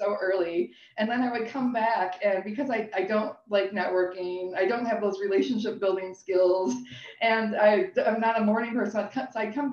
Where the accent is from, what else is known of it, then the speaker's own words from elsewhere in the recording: Buffalo, New York, United States; moved away as an adult; now in Toronto, Canada; I'm originally from the States. I'm from the Niagara Falls, Buffalo area.